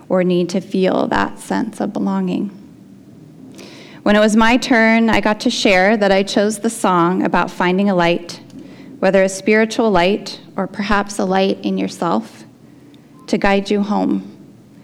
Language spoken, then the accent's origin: English; Portland, United States; I grew up in Portland.